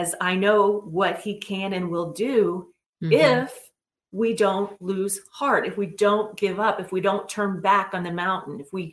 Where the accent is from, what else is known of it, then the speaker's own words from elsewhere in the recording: West Virginia, United States; I'm from West Virginia